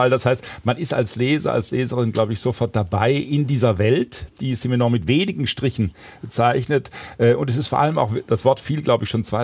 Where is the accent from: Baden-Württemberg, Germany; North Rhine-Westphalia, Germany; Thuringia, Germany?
Baden-Württemberg, Germany; ich komme ja aus Schwaben und dieser schwäbische Kommissar hat natürlich bis in den Trenchcoat hinein Maigret-Züge.